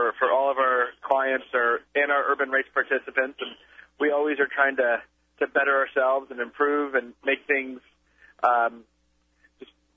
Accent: Rochester, New York, United States; my hometown of Rochester, New York

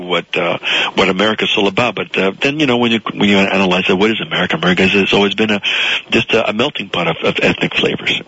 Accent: South Florida, United States; English is a second language; I grew up in South Florida, attached to uh, a new life, uh, a new language as a, as a little boy

